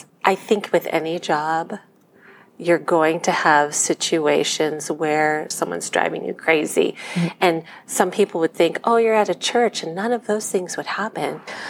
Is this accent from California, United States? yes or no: yes; Culver City, California, United States; born there; I was born in Culver City, California in 1970. My parents got married in Thailand in 1969, and they flew to America as their wedding present.